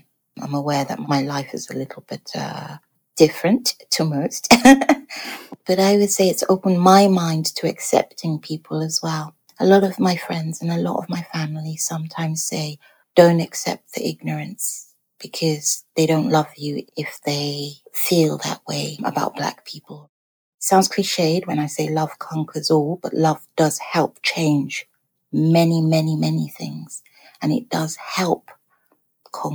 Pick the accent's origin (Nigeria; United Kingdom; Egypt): Nigeria; we might not be so insulting because we are Nigerian and insults are a way of us showing love to each other.